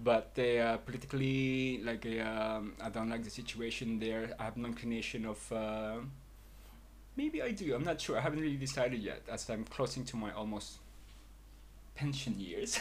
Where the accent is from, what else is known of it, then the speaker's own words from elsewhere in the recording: London, United Kingdom; moved away as an adult; also born or lived in Philippines; now in Sitges, Spain; having grew up in London